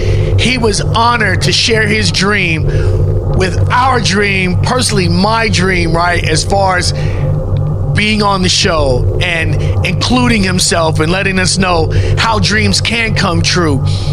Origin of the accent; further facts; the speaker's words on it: Chicago, Illinois, United States; now in Las Vegas, United States; I'm from Chicago